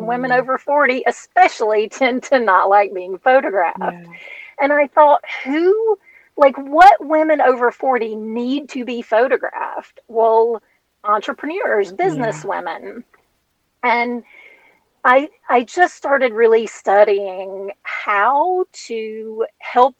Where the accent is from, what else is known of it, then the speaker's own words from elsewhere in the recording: Louisiana, United States; I was nine, and I'm from Louisiana